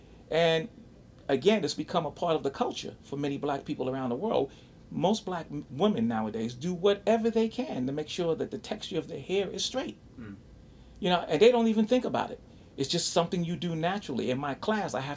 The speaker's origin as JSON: {"language": "English", "region": "New York", "country": "United States", "tie": "born or raised there", "also_born_or_lived": "Harlem, New York", "said": "I grew up on the Lower East Side of New York, the East Village, Greenwich Village, right? I was born in Harlem, but I was raised on the Lower East Side"}